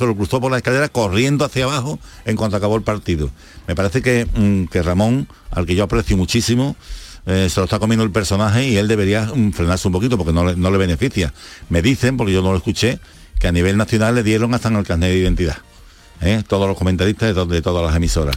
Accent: Seville, Andalusia, Spain; como sevillano, como andaluz

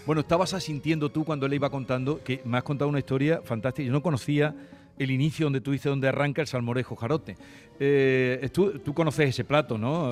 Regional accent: Villanueva de Córdoba, Andalusia, Spain; mi pueblo

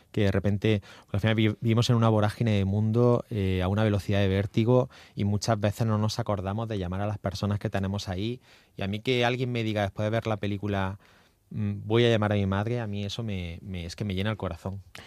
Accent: Almería, Andalusia, Spain; mi tierra, en Almería

